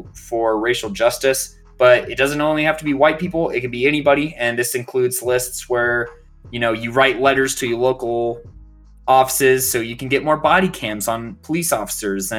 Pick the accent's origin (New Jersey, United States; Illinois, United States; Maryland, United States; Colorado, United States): Colorado, United States; Aurora; my hometown of Aurora, Colorado.